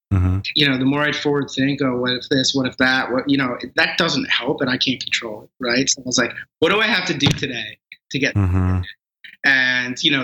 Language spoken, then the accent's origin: English; Northern New Jersey, United States; I grew up in Northern New Jersey